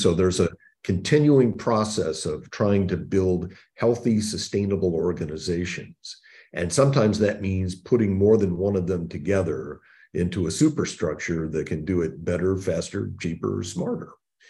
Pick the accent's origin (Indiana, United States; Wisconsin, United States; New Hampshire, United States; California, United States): Indiana, United States; born there; So I was born in the Midwest in Indiana. And grew up with two sisters, the son of a General Motors executive.